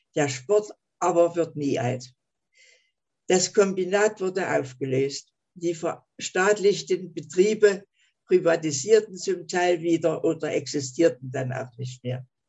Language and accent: German; Leipzig, Saxony, Germany; also born or lived in Schwerin; Ich wurde 28 in Leipzig geboren.